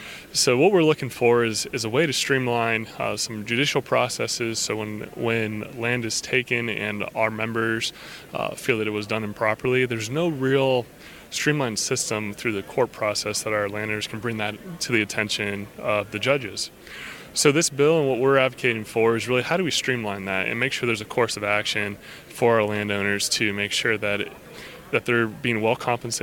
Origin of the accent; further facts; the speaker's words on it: Wooster, Ohio, United States; I grew up just outside of Worcester out there. Went to Triway High School